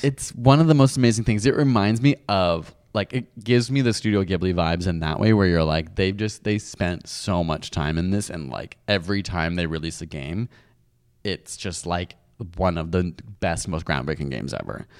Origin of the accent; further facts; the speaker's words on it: United Kingdom; I'm British